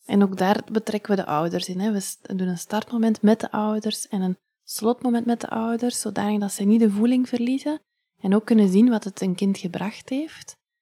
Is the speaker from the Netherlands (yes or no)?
no; Ghent, Flanders, Belgium; also born or lived in Leuven; now in Hoegaarden, Belgium; ik ben van Gent